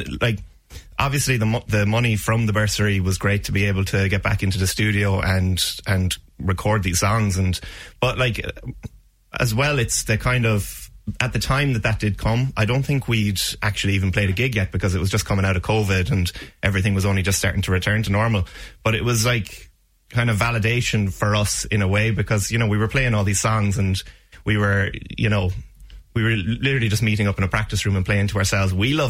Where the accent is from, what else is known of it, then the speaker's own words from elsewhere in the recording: Ballybricken, Munster, Ireland; I'm from Ballybricken myself.